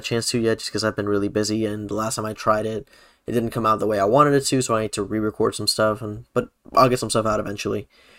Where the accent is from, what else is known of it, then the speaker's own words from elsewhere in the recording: Puerto Rico; Like you guys got to see us go like full on Puerto Rican for this episode.